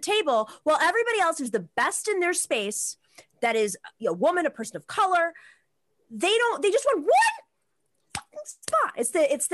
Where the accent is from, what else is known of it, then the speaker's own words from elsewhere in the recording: Tucson, Arizona, United States; I was born in Tucson, Arizona